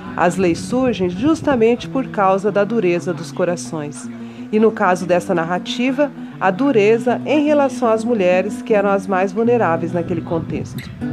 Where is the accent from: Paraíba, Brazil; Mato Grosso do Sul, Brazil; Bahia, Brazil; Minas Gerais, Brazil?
Mato Grosso do Sul, Brazil; also born or lived in São Paulo / Dourados; Nascida em São Paulo, por acaso, mas criada em criada, educada e e vivida em Mato Grosso do Sul